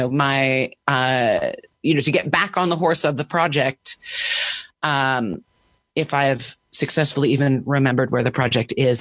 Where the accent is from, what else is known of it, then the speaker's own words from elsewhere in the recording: Washington, District of Columbia, United States; I grew up in Washington, D.C.